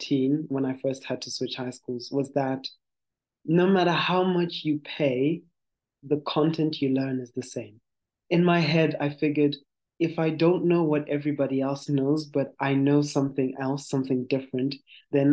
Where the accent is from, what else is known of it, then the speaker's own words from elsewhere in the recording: Gweru, Midlands, Zimbabwe; I'm from Zimbabwe. I was born in and raised in Zimbabwe in a city called Gweru.